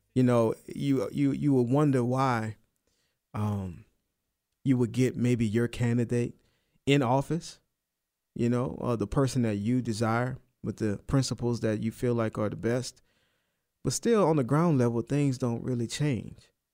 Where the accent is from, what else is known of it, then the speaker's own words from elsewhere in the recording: United States; I'm American, I'm Christian